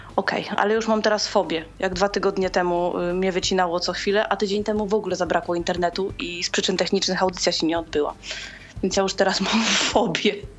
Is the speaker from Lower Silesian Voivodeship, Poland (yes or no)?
no; Łódź, Łódź Voivodeship, Poland; jestem z Łodzi